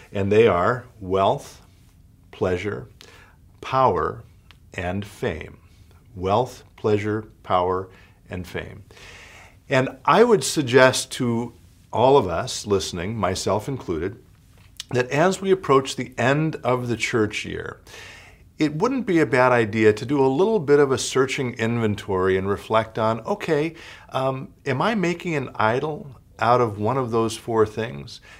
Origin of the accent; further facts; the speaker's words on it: United States; in our marrow of our bones as American